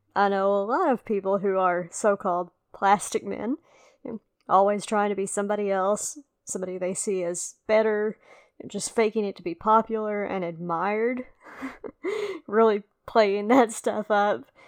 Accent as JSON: {"language": "English", "region": "the South", "country": "United States", "accent": "southern or country", "said": "somebody who has a real southern or country accent. You know, not that mine is a deep south accent either."}